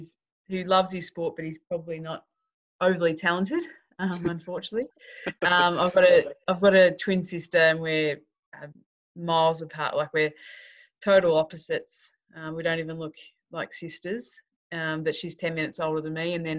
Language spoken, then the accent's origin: English; Cavendish, Victoria, Australia; born or raised there; moved away; also born or lived in Melbourne